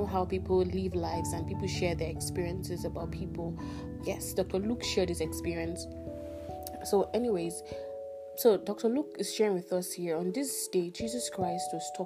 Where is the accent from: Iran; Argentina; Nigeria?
Nigeria; Pardon my pigeon. I'm Nigerian and I tend to switch a lot